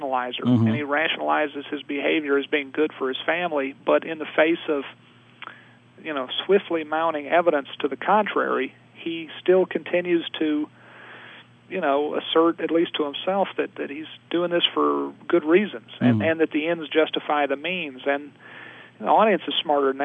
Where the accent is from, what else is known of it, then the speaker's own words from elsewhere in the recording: Virginia, United States; I'm from Virginia